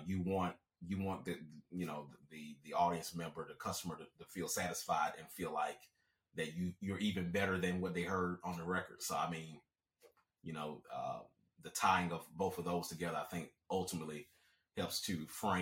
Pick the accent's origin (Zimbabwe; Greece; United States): United States; Alabama; also born or lived in Germany; I grew up in the South, specifically Alabama